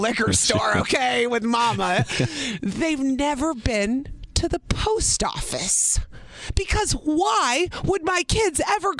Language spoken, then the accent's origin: English; Illinois, United States; I grew up in Illinois.